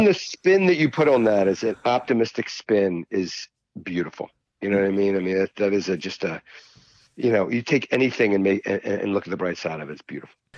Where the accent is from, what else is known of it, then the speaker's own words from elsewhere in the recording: Baltimore County, Maryland, United States; I grew up in Baltimore County